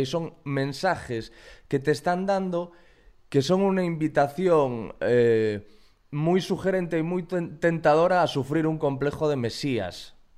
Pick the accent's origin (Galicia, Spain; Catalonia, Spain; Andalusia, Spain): Galicia, Spain; Corcubión; yo soy de Corcubión, que es un pueblecito como Montiel